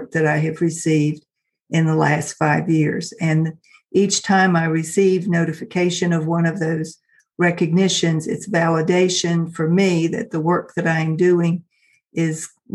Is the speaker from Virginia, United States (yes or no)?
yes; Richmond, Virginia, United States; Richmond, which is my hometown here in Virginia